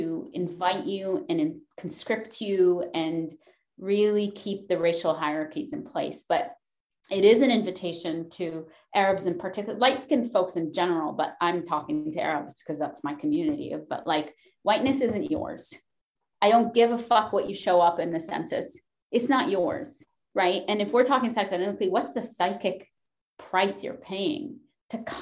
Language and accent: English; Lebanon; now in United States; I'm not from Lebanon, Pennsylvania. I'm from Lebanon.